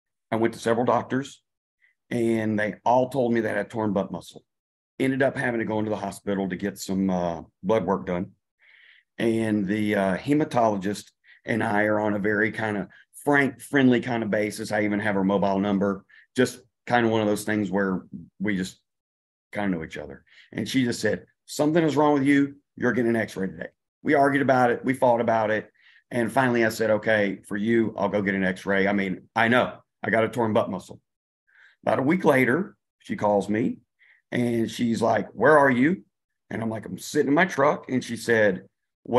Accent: Louisiana, United States; moved away as an adult; now in New Zealand; I'm originally from Louisiana

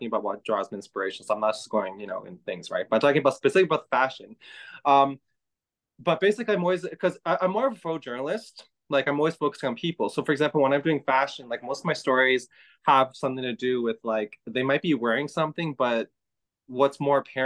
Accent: Toronto, Ontario, Canada; I was born here in Toronto, but I'm the son of immigrant parents

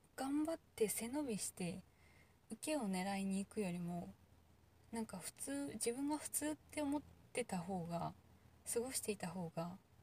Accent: Kansai, Japan; 関西人だけど

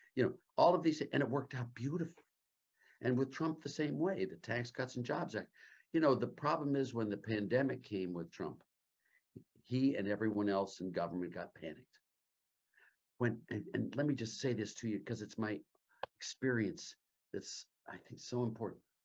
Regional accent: Cleveland, Ohio, United States; also born or lived in Youngstown, Ohio; I lived in Cleveland. When I was a kid, Lake Erie

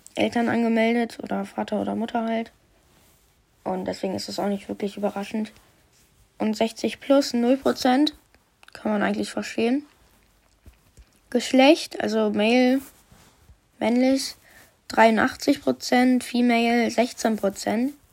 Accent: Germany; ich bin ja auch ein Deutscher

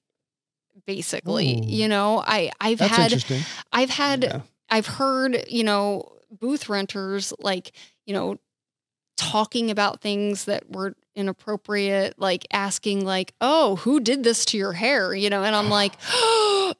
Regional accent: New Jersey, United States; now in Florida, United States; I'm from New Jersey, where it's actually illegal

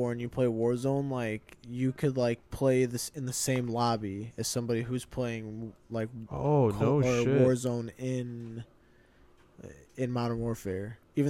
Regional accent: Aurora, Illinois, United States; I'm from Aurora.

